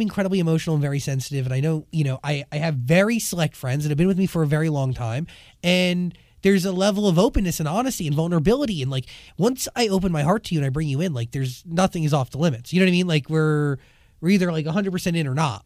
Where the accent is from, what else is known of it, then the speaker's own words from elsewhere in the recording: New Jersey, United States; moved away as an adult; now in Los Angeles, United States; growing up in New Jersey right outside of Manhattan